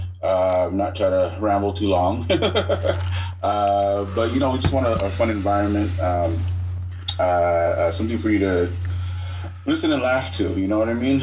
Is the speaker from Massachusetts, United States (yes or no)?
no; Southern California, United States; SoCal. Oh, born and raised